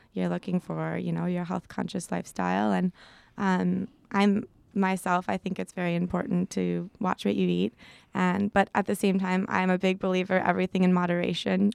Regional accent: Chicago, Illinois, United States; moved away as an adult; also born or lived in Midwest; now in California, United States; I come from a pretty crazy big family back in Chicago

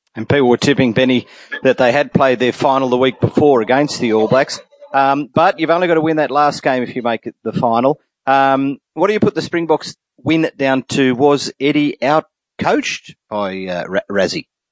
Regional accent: Australia; now in New Zealand; an Australian living in New Zealand

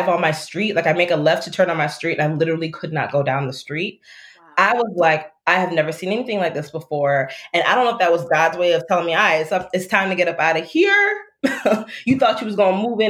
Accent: Florida, United States; now in Chicago, United States; I grew up in Florida

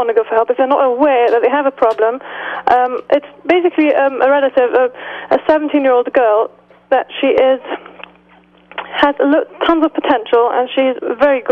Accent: London, United Kingdom; accent: British; we're from London

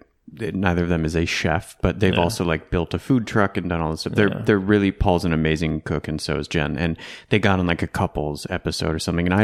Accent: Traverse City, Michigan, United States; now in Austin, United States; my hometown of Traverse City, Michigan.

